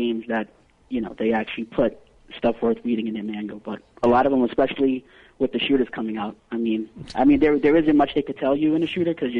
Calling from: New York, United States; calling from New York.

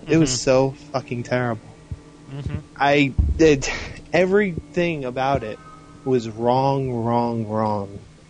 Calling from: Albany, New York, United States; Hey, it's InnerLogic from Albany, New York.

